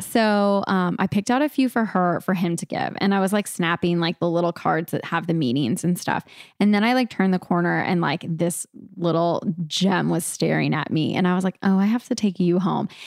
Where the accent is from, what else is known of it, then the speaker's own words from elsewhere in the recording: California, United States; moved away; I'm from California originally